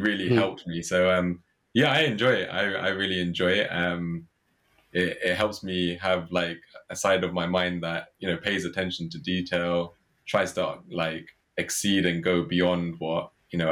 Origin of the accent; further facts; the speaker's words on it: Watford, East of England, United Kingdom; I was born and brought up in Watford